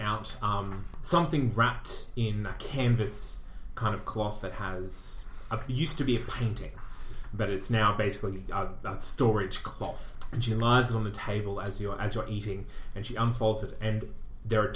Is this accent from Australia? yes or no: yes; Australia; I'm Australian.